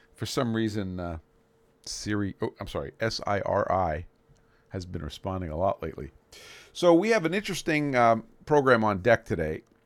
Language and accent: English; Brooklyn, New York, United States; moved away; My hometown of Brooklyn, New York